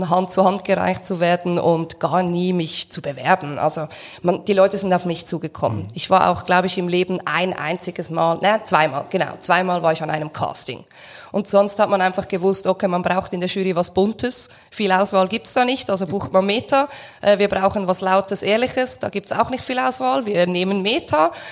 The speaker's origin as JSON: {"language": "German", "country": "Switzerland", "said": "und ich bin ja Schweizer und nicht Deutscher"}